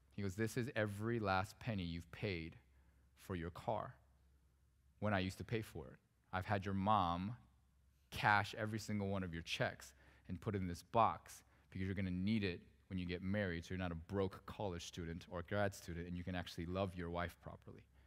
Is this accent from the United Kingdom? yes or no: no; South Korea; also born or lived in Vancouver, Canada; now in United States; I was born in Korea. I'm not actually a U.S. born citizen, but I'm a citizen now.